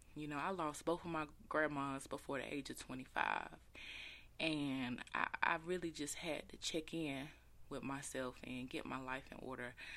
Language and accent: English; Taylors, South Carolina, United States; Shout out to my hometown. Shout out to eight six four, 'cause your girl is from a little town called Taylor's